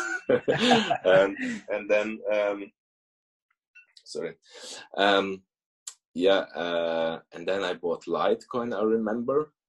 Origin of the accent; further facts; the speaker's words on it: Germany; moved away as an adult; also born or lived in Russia; now in Switzerland; we moved to Germany when I was five. So basically, I grew up in Germany